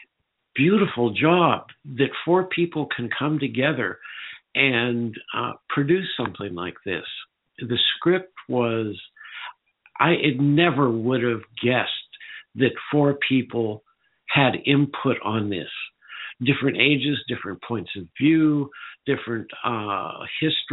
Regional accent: Northern California, United States; I grew up in Northern California

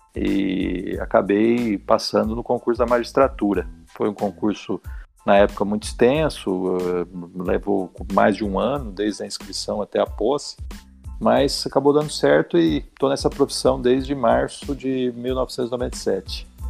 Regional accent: Mato Grosso do Sul, Brazil; moved away as an adult; also born or lived in Franca / São Paulo; now in São José do Rio Preto, Brazil; voltei para casa dos meus pais, onde eu fui criado, no Mato Grosso do Sul

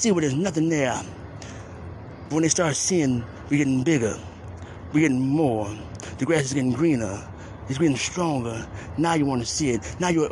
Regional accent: Cleveland, Ohio, United States; I'm from Cleveland Heights

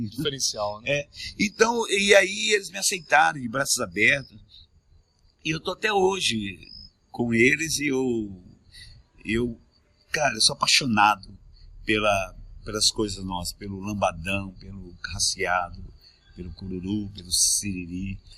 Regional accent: Peru; born there; Não, nasci no Peru, cara.

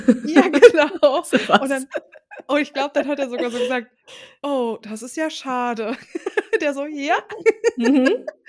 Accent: Ruhr area, North Rhine-Westphalia, Germany; bei uns im Ruhrgebiet

